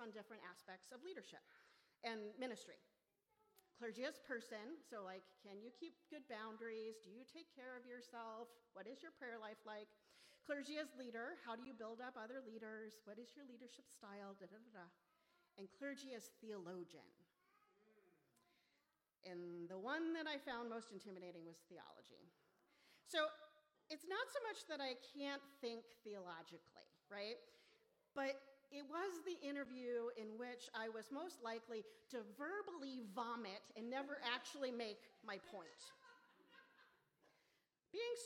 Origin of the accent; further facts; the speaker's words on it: Memphis, Tennessee, United States; moved away as an adult; also born or lived in Ann Arbor, Michigan; now in St. Paul, United States; I'm from Memphis.